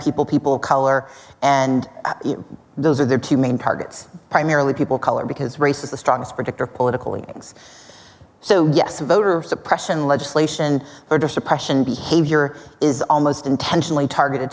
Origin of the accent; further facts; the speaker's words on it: Mississippi, United States; now in Georgia, United States; I grew up in Mississippi. I live in Georgia